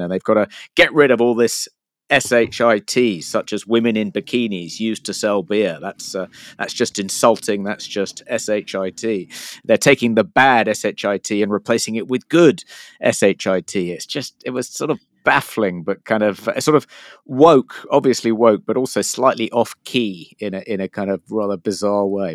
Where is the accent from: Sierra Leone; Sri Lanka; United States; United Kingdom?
United Kingdom; I'm a Brit